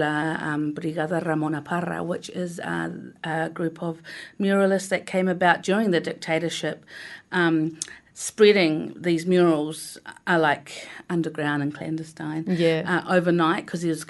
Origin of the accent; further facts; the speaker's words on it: Christchurch, Canterbury, New Zealand; moved away as an adult; also born or lived in Argentina; now in Wellington, New Zealand; I was born in Argentina, my parents are Chilean, but grew up in Christchurch.